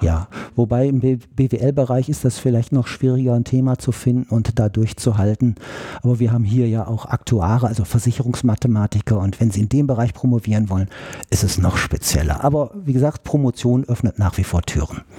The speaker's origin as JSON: {"language": "German", "town": "Georgsmarienhütte", "region": "Lower Saxony", "country": "Germany", "tie": "born or raised there", "moved": "yes", "lives_now": "Berlin, Germany", "said": "aus einem kleineren Örtchen südlich von Osnabrück, mitten in Niedersachsen, Georgsmarienhütte. Ja, da bin ich aufgewachsen"}